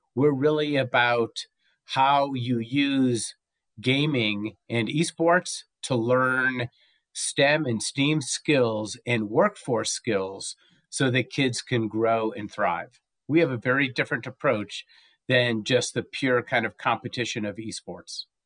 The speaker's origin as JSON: {"language": "English", "town": "Los Angeles", "region": "California", "country": "United States", "moved": "yes", "lives_now": "Santa Fe, United States", "said": "I was from Southern California for many years, uh, Los Angeles, uh, but now I live in Santa Fe, New Mexico"}